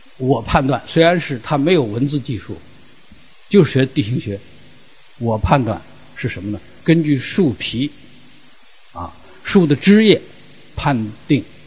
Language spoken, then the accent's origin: Chinese; the Northwest, northwestern China, China; also born or lived in Ningxia; 因为我来自西北，西北的很多沙漠我都去过，亲自去过